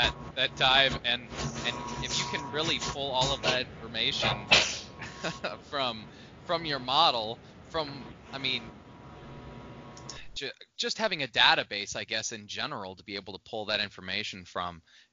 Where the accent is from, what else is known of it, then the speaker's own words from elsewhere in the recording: Midwest, United States; moved away; also born or lived in Pacific Northwest; Growing up in the Midwest and coming out to the Pacific Northwest